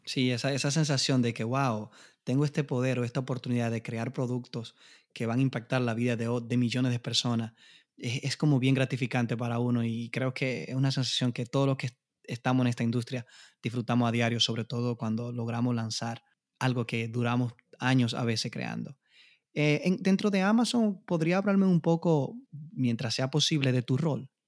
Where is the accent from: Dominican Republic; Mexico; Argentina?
Dominican Republic; moved away; con mi inglés machucado, como decimos en la República Dominicana